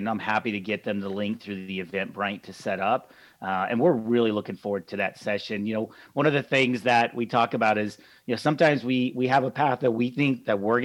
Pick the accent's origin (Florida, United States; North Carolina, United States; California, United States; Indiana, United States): California, United States; Atascadero; I grew up in Central California, a small town that most people haven't heard of. It's called Atascadero